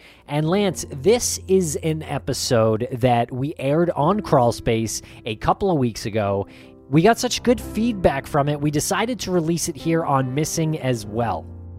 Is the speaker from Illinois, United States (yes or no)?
no; Medford, Massachusetts, United States; I'm from Massachusetts. I grew up in Medford